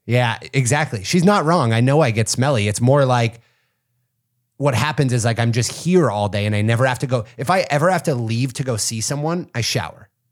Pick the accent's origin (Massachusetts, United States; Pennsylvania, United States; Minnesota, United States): Pennsylvania, United States; near Punxsutawney; I grew up in Pennsylvania, not far from Punxsutawney